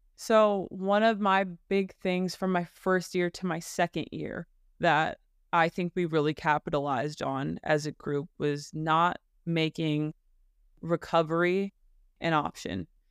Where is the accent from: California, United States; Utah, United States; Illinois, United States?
California, United States; Burbank; moved away as an adult; I am from Burbank, California, born and raised